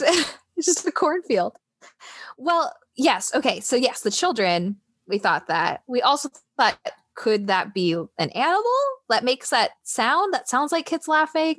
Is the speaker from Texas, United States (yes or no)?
no; Seattle, Washington, United States; moved away as an adult; also born or lived in Tennessee; growing up in Seattle, sorry, I guess I'm not My teenage years in Seattle